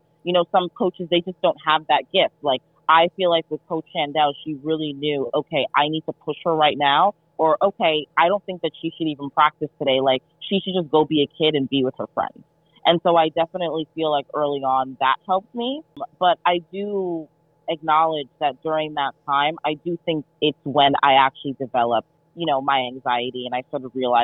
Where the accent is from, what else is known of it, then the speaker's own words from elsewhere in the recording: New York, United States; moved away as an adult; also born or lived in Texas; I was born and raised in New York